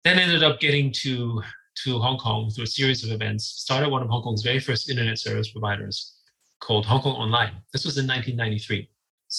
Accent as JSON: {"language": "English", "region": "Vienna", "country": "Austria", "tie": "born or raised there", "said": "I grew up in Vienna."}